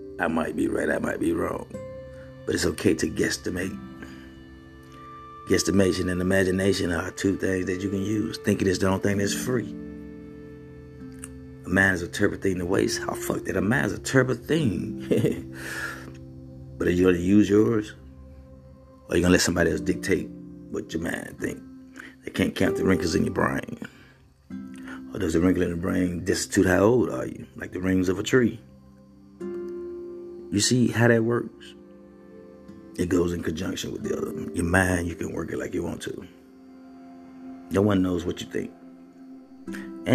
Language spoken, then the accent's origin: English; Mississippi, United States; I'm from Mississippi, where poverty and being poor is nothing new